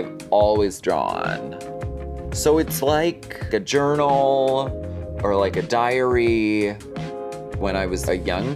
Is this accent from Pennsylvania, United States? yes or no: yes; Erie, Pennsylvania, United States; now in Hollywood, United States; I grew up in Erie, Pennsylvania.